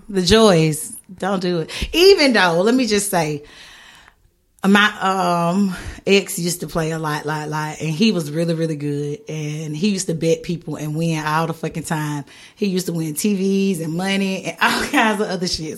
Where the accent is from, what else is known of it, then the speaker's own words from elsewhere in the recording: the South, United States; moved away; I'm from the South, I'm Southern